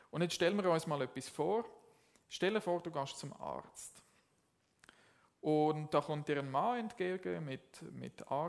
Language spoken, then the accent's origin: German; Zurich, Switzerland; Jetzt, ich komme ursprünglich aus dem Zürich Oberland und ich bin nicht im katholischen Kontext, Kontext aufgewachsen.